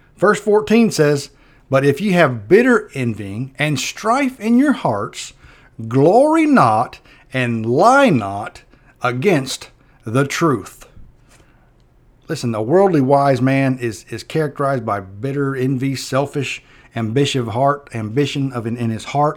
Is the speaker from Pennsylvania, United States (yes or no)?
no; Perry, Florida, United States; I grew up in Perry